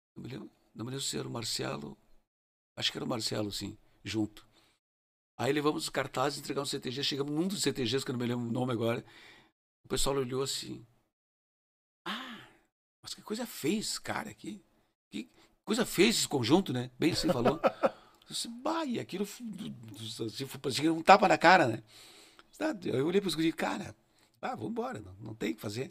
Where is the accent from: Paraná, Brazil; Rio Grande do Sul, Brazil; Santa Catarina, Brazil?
Rio Grande do Sul, Brazil; moved away as an adult; now in Curitiba, Brazil; Eu sou gaúcho, não vou jamais perder a raiz.